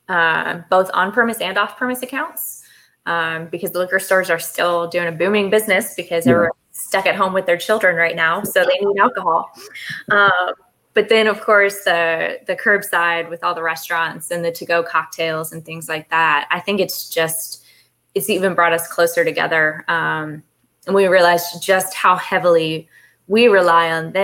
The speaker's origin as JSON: {"language": "English", "region": "Kentucky", "country": "United States", "tie": "born or raised there", "moved": "yes", "lives_now": "Tennessee, United States", "said": "I'm from Kentucky, grew up in bourbon world"}